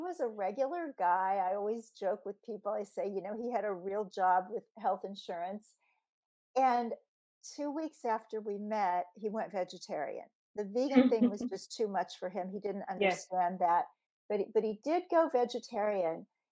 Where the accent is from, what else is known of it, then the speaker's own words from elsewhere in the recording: Kansas City, Missouri, United States; moved away; back in 1995 in my hometown of Kansas City, where we were both living